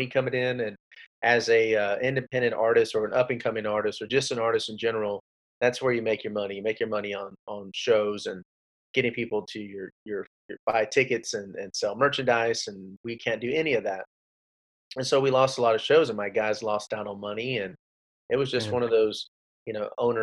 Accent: Rio Grande Valley, Texas, United States; also born or lived in Austin, Texas; I was born in Austin, Texas, raised in the Rio Grande Valley

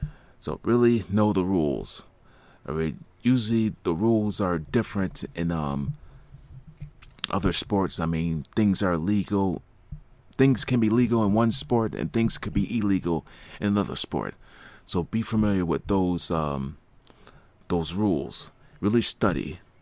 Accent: Niagara Falls, Ontario, Canada; there's SMAC International, that it happens in my hometown, Niagara Falls, every year.

